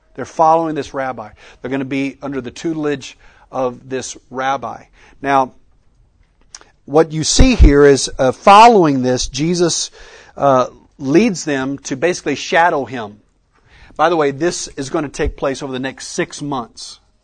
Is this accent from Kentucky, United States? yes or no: no; West Texas, United States; I grew up in West Texas